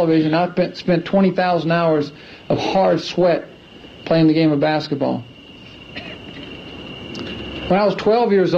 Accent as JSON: {"language": "English", "town": "Clemson", "region": "South Carolina", "country": "United States", "tie": "born or raised there", "said": "I grew up in Clemson, South Carolina"}